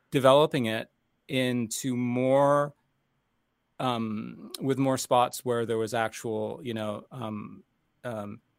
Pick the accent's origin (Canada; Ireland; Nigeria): Canada; Toronto, Ontario; also born or lived in United States; I'm Canadian and American, um, but I started in Canada as um, really studying as a youngster um, classical composition at uh, the Royal Conservatory in Toronto